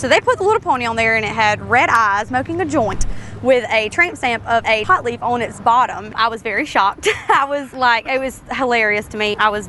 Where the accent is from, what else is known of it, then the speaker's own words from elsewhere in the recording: South Georgia, United States; we're from South Georgia. We kind of have an accent